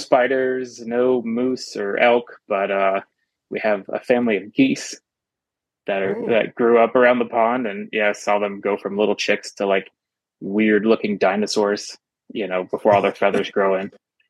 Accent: Charleston, United States; also born or lived in Florida / Castle Valley, Utah; now in Vermont, United States; I grew up in Charleston and lived in Florida

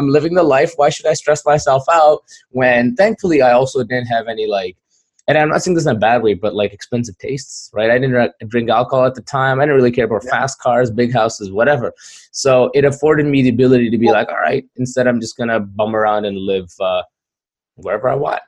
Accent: Pakistan; born there; moved away; I'm an immigrant. I'm ethnically Kashmiri, which was Pakistan and India keep fighting over. And I was born in Pakistan.

